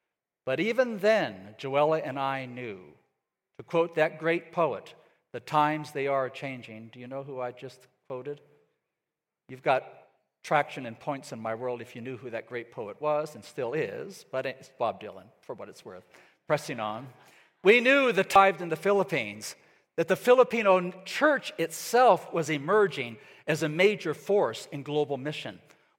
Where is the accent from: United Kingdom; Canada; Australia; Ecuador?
Ecuador; My parents, for example, went to Ecuador. I grew up in Ecuador in South America.